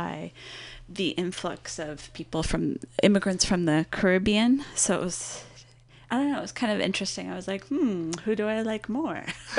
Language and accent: English; Los Angeles, California, United States; it was pretty much like the …, because I was from Los Angeles